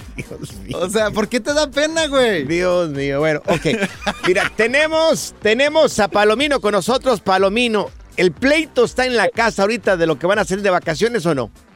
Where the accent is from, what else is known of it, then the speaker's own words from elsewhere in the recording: Jalisco, Mexico; somos los dos, somos del estado de Jalisco